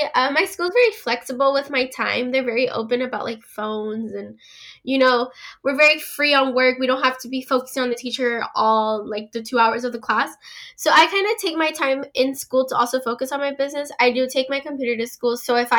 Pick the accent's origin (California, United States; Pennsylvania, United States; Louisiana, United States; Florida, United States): California, United States; I'm 17 years old. I'm from California.